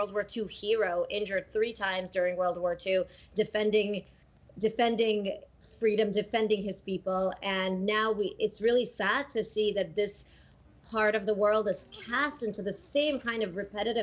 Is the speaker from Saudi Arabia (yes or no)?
no; Latvia; first language Russian; English is a second language; moved away; I was born in Latvia